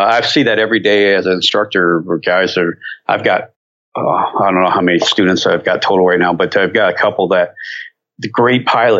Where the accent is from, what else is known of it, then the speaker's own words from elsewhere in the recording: near Cleveland, Northern Ohio, United States; now in North Carolina, United States; I come from Ohio. Okay. Northern Ohio, up near Cleveland.